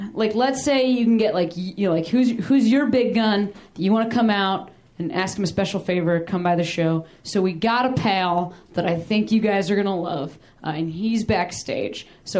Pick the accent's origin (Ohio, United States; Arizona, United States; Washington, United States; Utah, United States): Ohio, United States; I am from Ohio, I want to share that with you guys. What we do in that state, not a lot of people have been to Ohio, it's not a big tourism place.